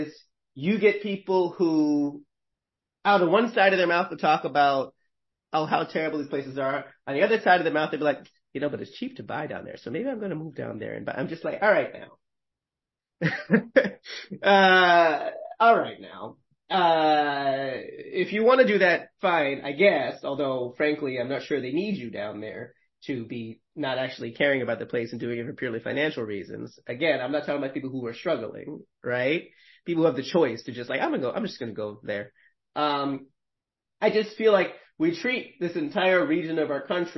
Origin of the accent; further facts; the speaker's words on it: Northeast, United States; I'm from the Northeast